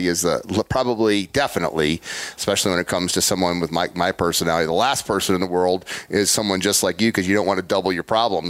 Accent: Illinois, United States; also born or lived in Ohio; I'm from Illinois

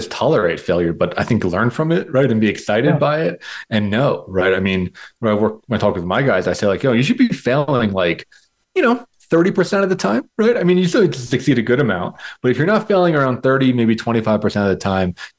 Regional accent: United States; I was born in America. My parents are immigrants.

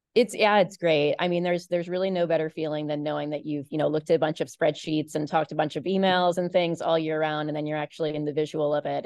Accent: Baltimore, Maryland, United States; when I was a kid, I grew up in Baltimore

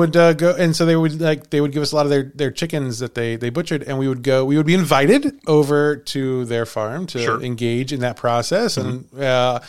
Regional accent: Villa Ridge, Missouri, United States; I grew up in Villa Ridge, Missouri.

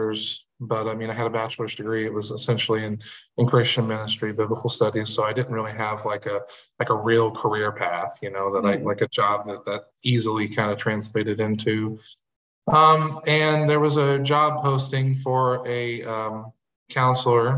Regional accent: Marion, Illinois, United States; I was born and raised in Marion, Illinois, which is in Southern Illinois

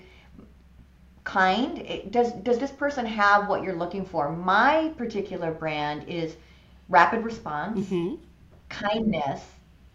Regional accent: Buffalo, New York, United States; moved away; I grew up in Buffalo

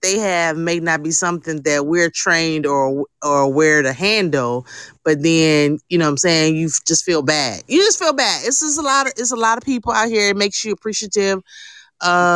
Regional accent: Jamaica; I am Jamaican

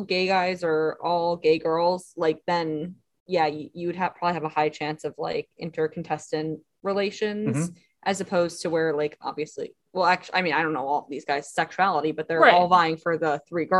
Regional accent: New Jersey, United States; I'm from North Jersey

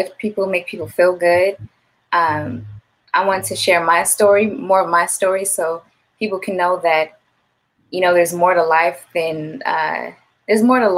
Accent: Gardena, California, United States; my hometown, I was born and raised in Gardenas

